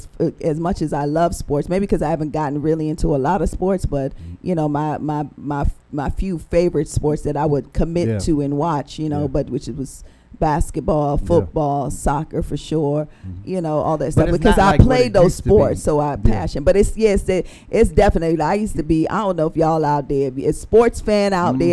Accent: Jamaica; moved away; we grew up in Jamaica

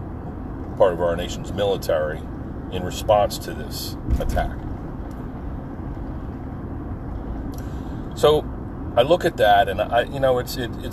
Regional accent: New Jersey, United States; I'm from New Jersey

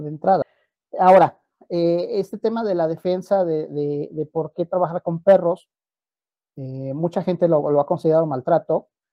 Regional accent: Mexico; Nosotros propiamente como mexicanos

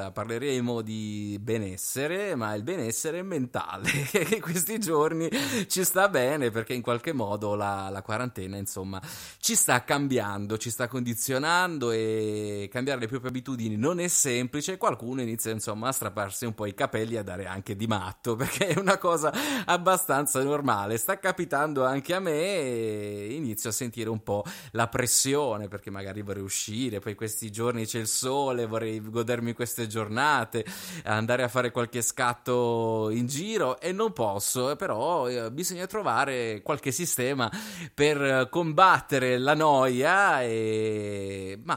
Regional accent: Bari, Apulia, Italy; Io sono di Bari.

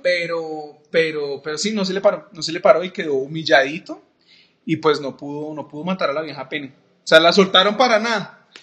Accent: Cali, Valle del Cauca, Colombia; como caleño del mundo

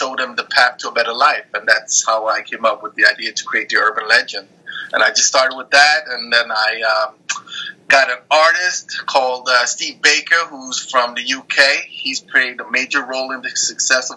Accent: Norway; also born or lived in Denmark / Eritrea; I was born in Denmark, raised in Norway. My roots are from Eritrea.

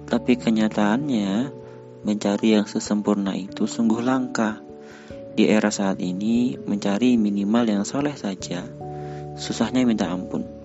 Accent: South Kalimantan, Indonesia; born there; Aku lahir di Kalimantan Selatan

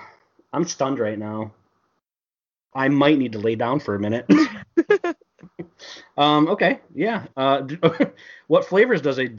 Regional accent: Michigan, United States; I'm from Michigan.

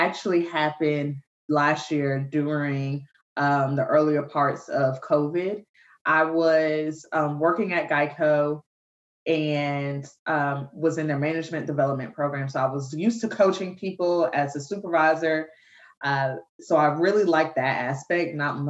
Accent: Savannah, Georgia, United States; moved away as an adult; now in Atlanta, United States; I'm originally from Savannah, Georgia

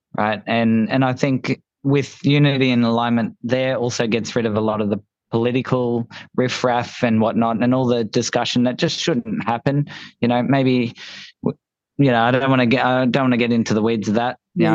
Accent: Gold Coast, Queensland, Australia; we're from the Gold Coast

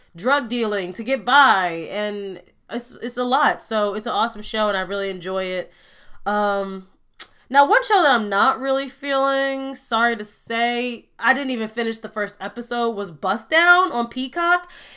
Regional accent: Gary, Indiana, United States; I'm from Gary, Indiana

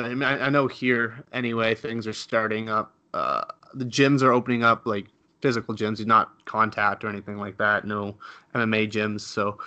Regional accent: Canada; Obviously, I'm Canadian

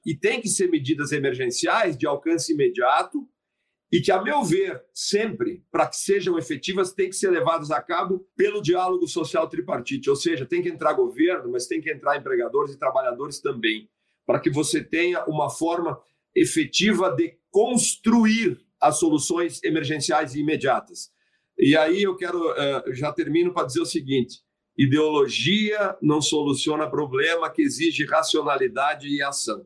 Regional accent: Santa Catarina, Brazil; minha terra natal, minha do ministro Alexandre Ramos, Santa Catarina

